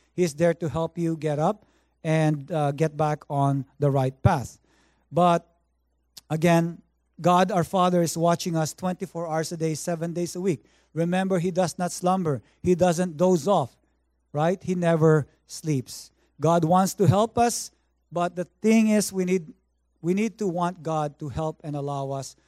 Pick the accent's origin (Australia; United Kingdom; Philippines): Philippines; now in Vancouver, Canada; I grew up in the Philippines